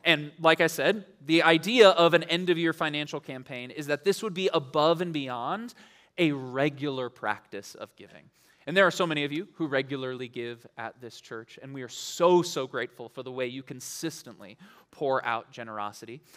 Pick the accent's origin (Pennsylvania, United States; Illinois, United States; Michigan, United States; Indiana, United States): Michigan, United States; Ann Arbor; moved away; I grew up in Ann Arbor for a little while